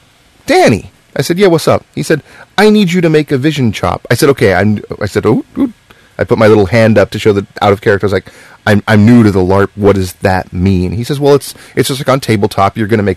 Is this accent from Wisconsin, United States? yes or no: no; New York, United States; now in Orange County, United States; I'm from New York. I come out here to Orange County, you know?